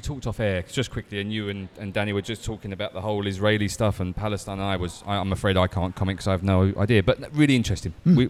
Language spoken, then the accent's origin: English; Essex, East of England, United Kingdom; I grew up in Essex, southeast